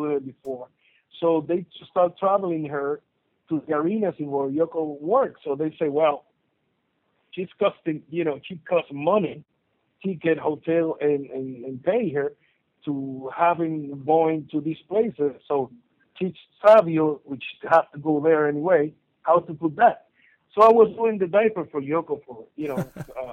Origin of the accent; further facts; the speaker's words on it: Puerto Rico; I'm from Puerto Rico, it's an island.